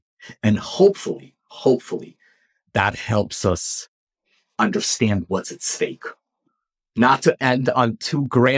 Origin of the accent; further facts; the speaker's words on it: Ukraine; I'm originally from Ukraine. I believe you are as well. So it hit very close to home.